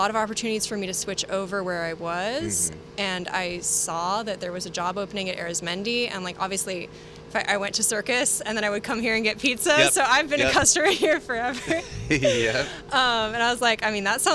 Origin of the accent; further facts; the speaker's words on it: San Francisco, California, United States; I'm from here. I'm from San Francisco. I was born in San Francisco, lived here until I went away for college, and I came back